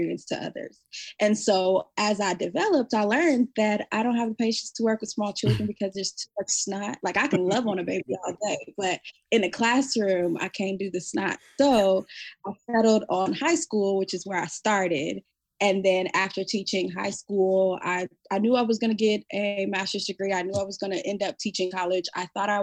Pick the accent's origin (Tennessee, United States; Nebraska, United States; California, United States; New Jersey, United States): Nebraska, United States; Omaha; moved away as an adult; now in Fort Worth, United States; I am from Omaha, Nebraska, and I now am living in Fort Worth, Texas.